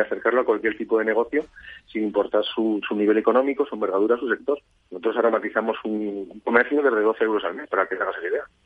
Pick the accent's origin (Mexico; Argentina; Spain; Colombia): Spain; Zaragoza, Aragon; moved away as an adult; now in Ibiza, Spain; Yo soy de Zaragoza y pues tema trabajo me fui a vivir a Ibiza